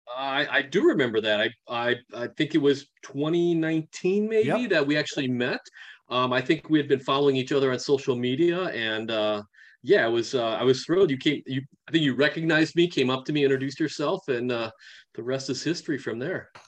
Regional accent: Milwaukee, Wisconsin, United States; also born or lived in Japan; now in Madison, United States; I was actually born in Japan and at three months old came over to the states and then for about the next 40 years or so uh, my life uh, growing up and living was um, right outside of milwaukee wisconsin

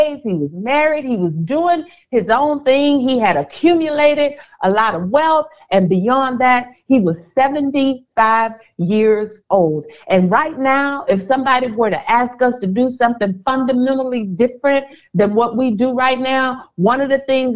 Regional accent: Houston, Texas, United States; moved away as an adult; now in Dallas, United States; I know Houston, Texas, because I'm from Houston. I know the nooks. I know the crannies

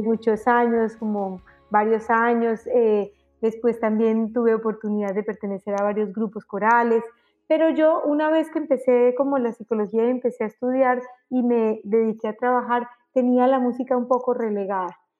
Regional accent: Colombia; moved away as an adult; also born or lived in Mexico; salí en Colombia en el año 2000, me fui a vivir a México

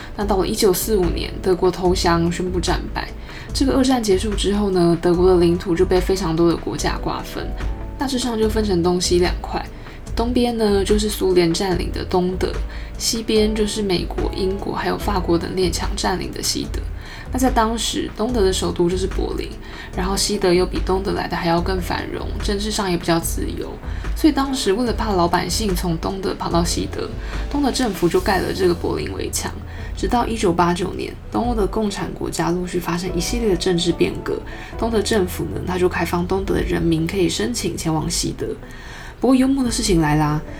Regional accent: Taipei, Taiwan; 我身为一个热爱台北的土生土长台北人

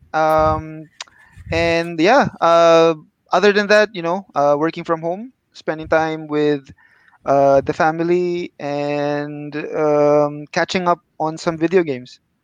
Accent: Philippines; now in Kuala Lumpur, Malaysia; I'm from the Philippines, uh, but now I'm based in KL

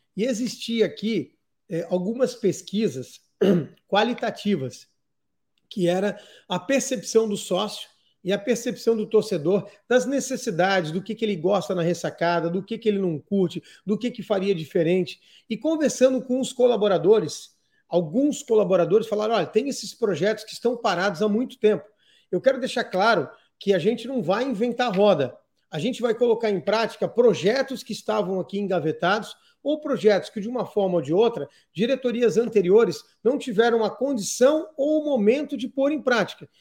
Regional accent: Criciúma, Santa Catarina, Brazil; sou natural de Criciúma, sou filho de Santa Catarina

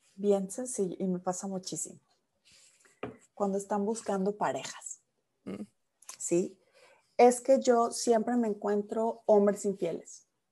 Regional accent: Mexico; now in United States; como los mexicanos decimos

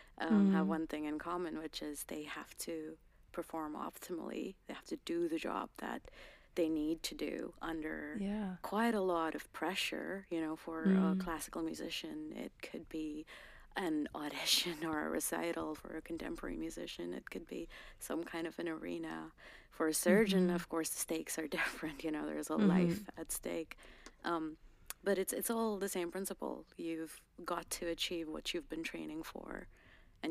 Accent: Uttarakhand, India; first language Garhwali; English is a second language; moved away as an adult; now in London, United Kingdom; I was born there. I was raised there. And I'm specifically a Garhwali woman.

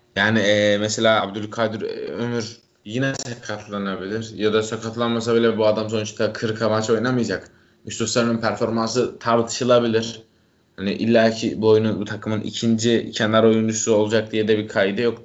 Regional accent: Trabzon, Turkey; Ben Trabzonluyum.

